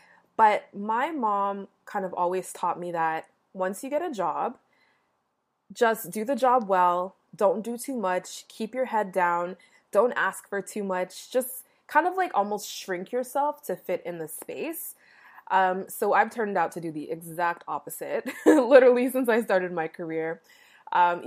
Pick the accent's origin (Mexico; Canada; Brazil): Canada; Toronto, Ontario; I was born in Toronto, Canada, but both of my parents were born in Jamaica